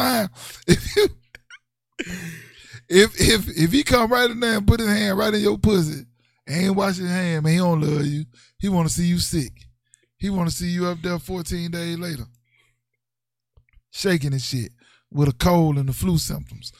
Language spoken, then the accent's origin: English; Mississippi, United States; I grew up in the South. I grew up in Mississippi